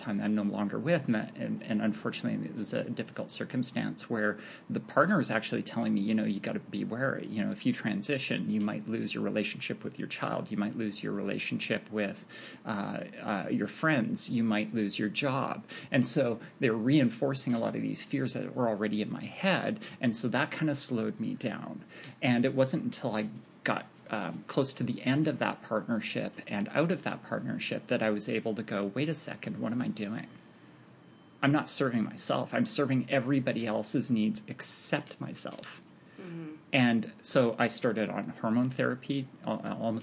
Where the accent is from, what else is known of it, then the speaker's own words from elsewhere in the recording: Canada; I'm north of the border, so being Canadian